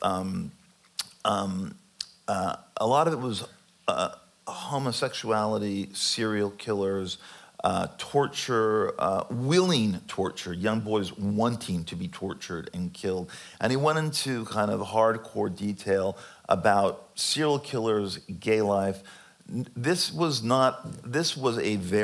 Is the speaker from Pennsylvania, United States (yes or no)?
no; California, United States; growing up in California in the 70s and the 80s of my childhood